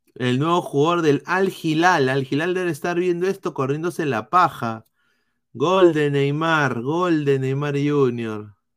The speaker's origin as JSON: {"language": "Spanish", "country": "Peru", "said": "Yo como peruano"}